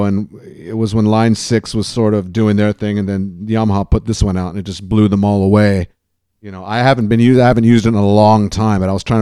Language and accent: English; Los Angeles, California, United States; also born or lived in England / Newport Beach; we came out to LA, and that's where I grew up ever since.